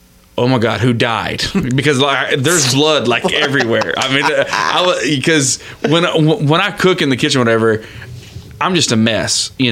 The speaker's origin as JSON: {"language": "English", "region": "Florida", "country": "United States", "tie": "born or raised there", "said": "I love steak, and I was born and raised in Florida."}